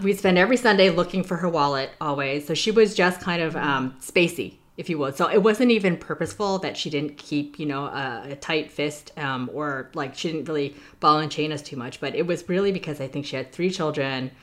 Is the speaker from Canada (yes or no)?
yes; Toronto, Ontario, Canada; moved away as an adult; also born or lived in Hong Kong / New York; now in United States; I was born and raised in Toronto, um, Ontario, in Canada.